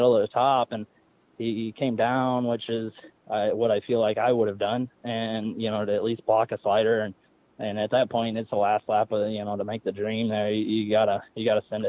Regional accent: Illinois, United States; now in North Carolina, United States; I grew up in Illinois

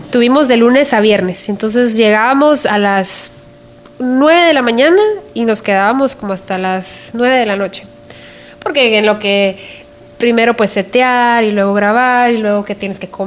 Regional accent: Guatemala; now in United States; que hablan de mi experiencia, de cómo vine yo desde Guatemala, aquí, a Estados Unidos y todo lo que estoy viendo alrededor mío.

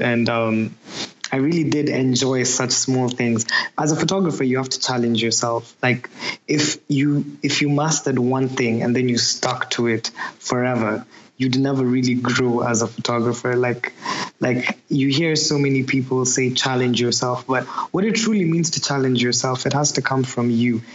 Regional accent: Nairobi, Kenya; moved away as an adult; now in Manchester, United Kingdom; I'm from Nairobi, Kenya. I just moved to Manchester three years ago. So like Nairobi is where I was born and raised.

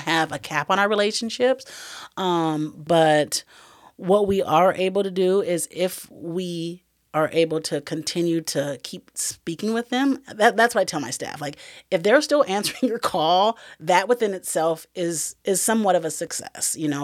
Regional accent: Iowa, United States; moved away as an adult; I knew that I had to move away from Iowa. That's my hometown

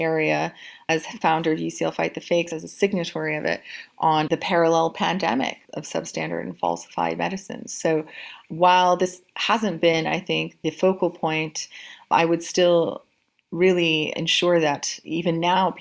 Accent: Canada; moved away as an adult; now in London, United Kingdom; in Canada, which I'm Canadian

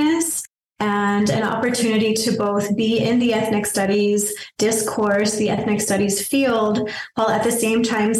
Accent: Berino, New Mexico, United States; also born or lived in Las Cruces, New Mexico; I'm from Birino, okay. New Mexico

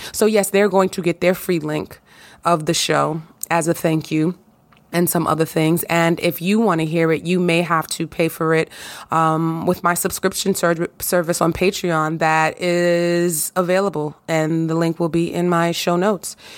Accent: New York, United States; I'm a New Yorker, honey. You already know. New York in the house, New York, born and raised.

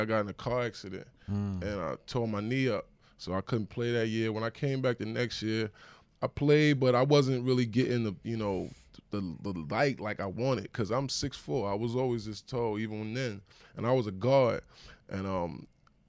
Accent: East Orange, New Jersey, United States; also born or lived in Detroit, Michigan; we came back, and I lived in East Orange, New Jersey, when I first came to Ill Town

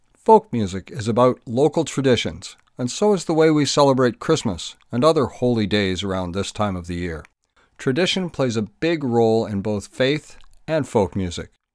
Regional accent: Kemble, Ontario, Canada; I grew up in Kemble

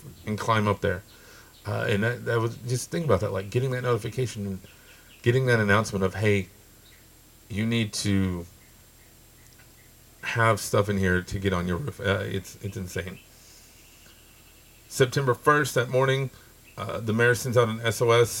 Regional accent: Lubbock, Texas, United States; here in my hometown of Lubbock

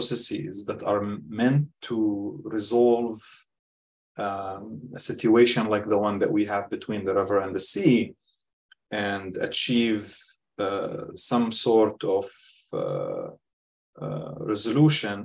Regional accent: Gaza, Gaza Strip, Palestine; I grew up in Gaza in the late 90s and early

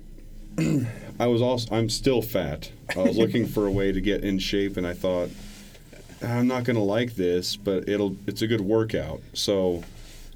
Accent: Durango, Colorado, United States; I grew up in the area

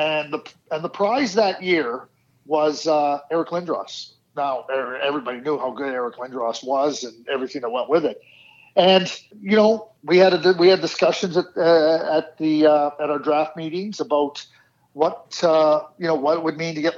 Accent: Montreal, Quebec, Canada; moved away; also born or lived in Minnesota / Dallas; I grew up in Montreal

